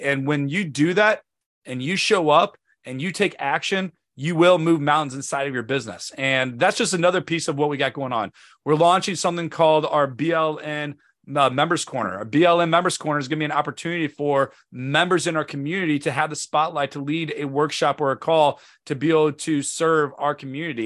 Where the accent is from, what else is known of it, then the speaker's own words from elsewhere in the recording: St. Louis, Missouri, United States; now in Northern Virginia, United States; Saint Louis, Missouri. If you've never been there, that is my hometown. That is where I'm from.